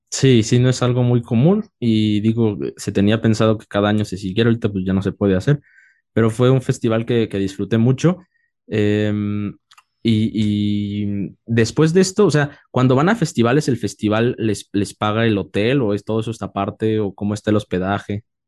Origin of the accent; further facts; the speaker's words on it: Oaxaca, Mexico; Yo soy de Oaxaca y, ahorita estamos en, la Ciudad de México, pero, pero soy de Oaxaca